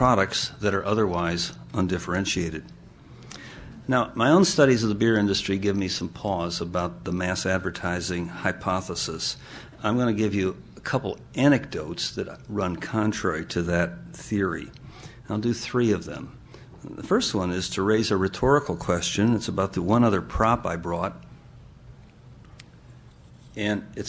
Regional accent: Michigan, United States; moved away as an adult; the state where I grew up. In 1957, in the state of Michigan

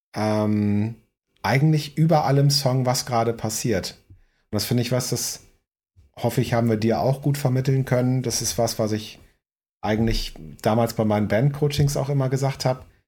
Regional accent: Northern Germany, Germany; moved away; als Norddeutscher hier

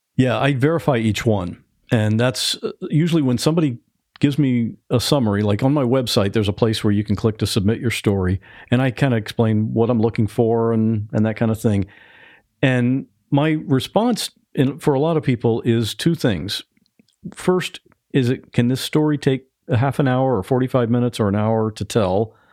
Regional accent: Ohio, United States; now in Florida, United States; I grew up in Ohio

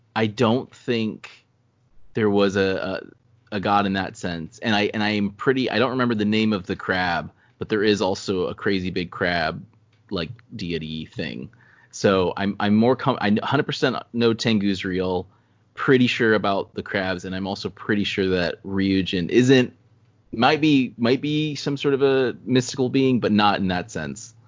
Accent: South Carolina, United States; we're from South Carolina.

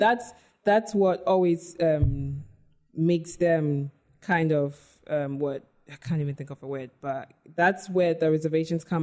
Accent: Ghana; also born or lived in United Kingdom; I identify as Ghanaian first

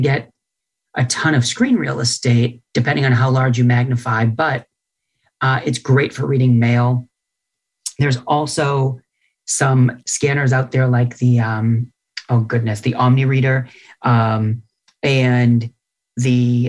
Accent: New England, United States; moved away; I'm from New England originally

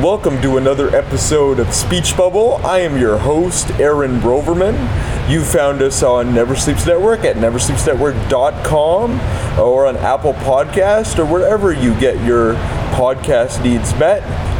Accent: Vancouver, British Columbia, Canada; now in Toronto, Canada; I grew up in Vancouver, so I'm actually on location at Fan Expo Vancouver at the Pan Pacific Hotel

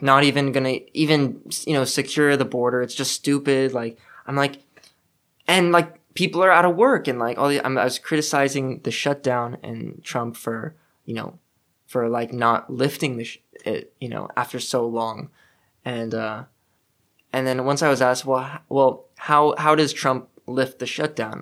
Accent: Los Angeles, California, United States; moved away; I'm from North Hollywood

